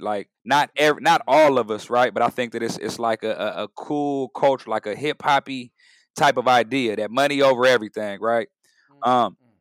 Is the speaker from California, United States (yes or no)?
yes; San Diego, California, United States; now in Oakland, United States; I'm a Bay Area resident, originally from San Diego